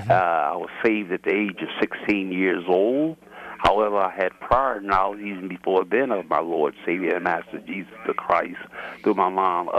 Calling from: Baltimore, Maryland, United States; I'm calling from Baltimore, Maryland.

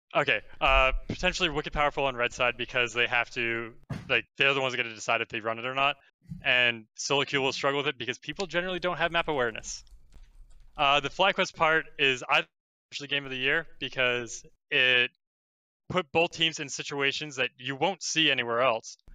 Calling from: New Hampshire, United States; I'm calling from New Hampshire.

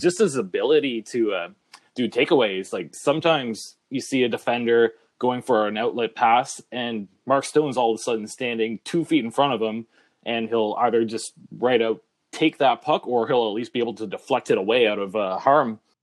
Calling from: Ottawa, Ontario, Canada; I'm calling in from Ottawa, Ontario, Canada

